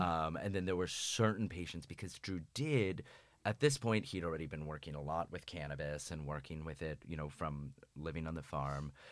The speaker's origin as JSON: {"language": "English", "region": "Florida", "country": "United States", "said": "I'm from Florida."}